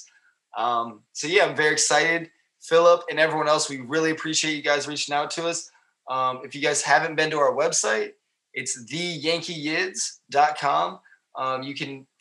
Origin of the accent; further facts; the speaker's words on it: United States; being American